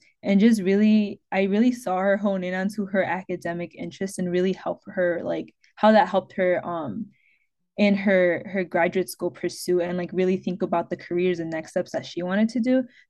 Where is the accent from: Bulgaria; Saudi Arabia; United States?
United States; Detroit, Michigan; I'm from Detroit, grew up in Detroit in a predominantly Latinx community. I was raised by my mother and my grandmother alongside my sister.